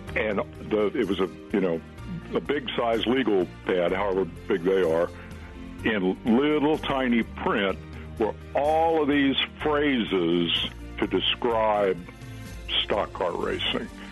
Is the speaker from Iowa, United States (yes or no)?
yes; Fairfield, Iowa, United States; in Fairfield, Iowa, my hometown